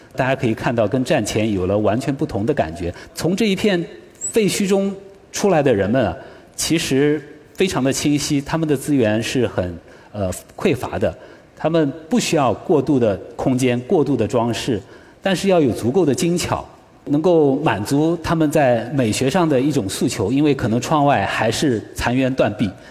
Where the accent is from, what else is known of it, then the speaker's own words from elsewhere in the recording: China; 我们中国人， 中国团队